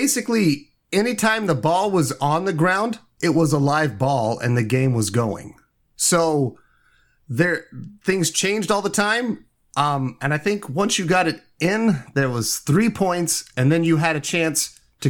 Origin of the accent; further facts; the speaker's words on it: Indiana, United States; I'm from Indiana.